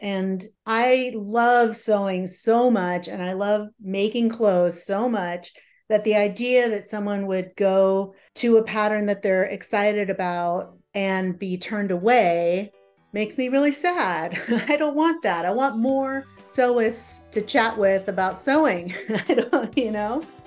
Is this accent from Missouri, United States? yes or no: no; San Jose, California, United States; moved away as an adult; now in Seattle, United States; I grew up in a suburb of San Jose, which is just south of San Francisco